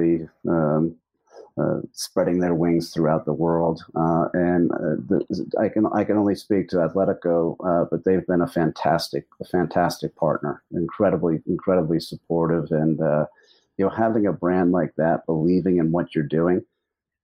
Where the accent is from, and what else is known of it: United States